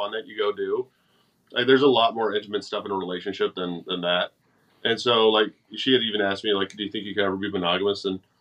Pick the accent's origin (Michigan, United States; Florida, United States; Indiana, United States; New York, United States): Michigan, United States; now in Boise, United States; I grew up in Michigan